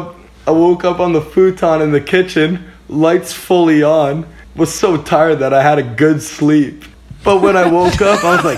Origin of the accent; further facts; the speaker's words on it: Cornwall, Ontario, Canada; I'm from Cornwall, Ontario